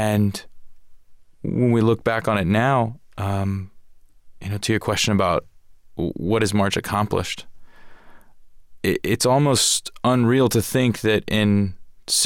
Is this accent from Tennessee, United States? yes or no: no; Atlanta, Georgia, United States; I grew up in Atlanta. The congressman was my congressman since I was 3 years old.